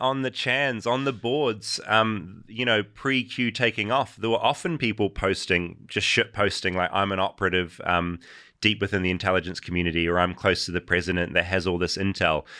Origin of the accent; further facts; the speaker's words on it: New Zealand; as a New Zealander